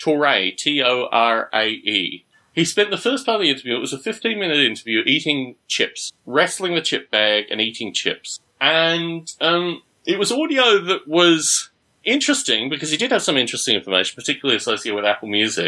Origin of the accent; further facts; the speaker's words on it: Australia; moved away; I was growing up in Australia